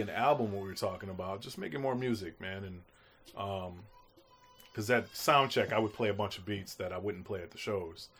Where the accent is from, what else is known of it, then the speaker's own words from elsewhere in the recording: Grand Rapids, Michigan, United States; I grew up in Grand Rapids, so growing up in Grand Rapids was like literally top forty everything.